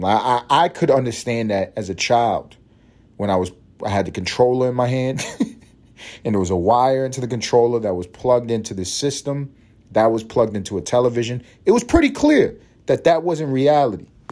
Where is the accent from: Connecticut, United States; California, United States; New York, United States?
New York, United States; I'm from New York